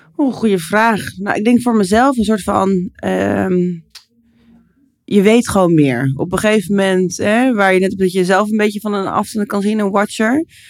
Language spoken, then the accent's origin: Dutch; Netherlands